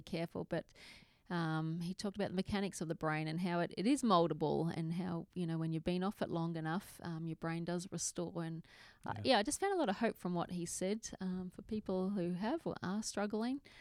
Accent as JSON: {"language": "English", "country": "Australia", "said": "I'm from Australia"}